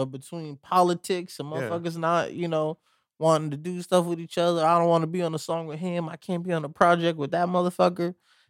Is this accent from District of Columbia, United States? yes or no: no; Pomona, California, United States; I'm from Pomona, I know.